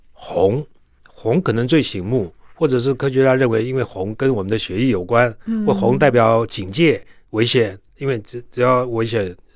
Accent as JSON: {"language": "Chinese", "country": "Taiwan", "said": "像我是爸妈都都本省人嘛，台湾人，所以我的台湾话没问题。啊，中文没问题，英语没问题，"}